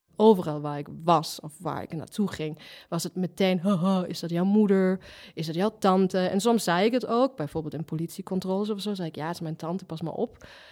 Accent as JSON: {"language": "Dutch", "country": "Germany", "tie": "born or raised there", "second_language": "Dutch", "moved": "yes", "said": "ik kom ook uit de DDR"}